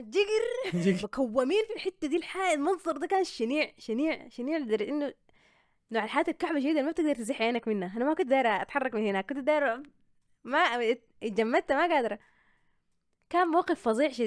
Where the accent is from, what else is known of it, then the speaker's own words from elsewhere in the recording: Sudan; وبتحس انه انا طلعت من السودان